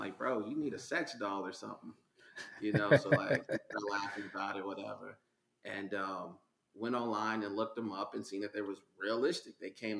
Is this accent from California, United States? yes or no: no; Denver, Colorado, United States; also born or lived in Indianapolis, Indiana, United States; So a little bit about me. I was born in Indianapolis, Indiana. {S0} Okay. {S1} As a kid, relocated to Denver, Colorado, me and my mother. So okay. I grew up here.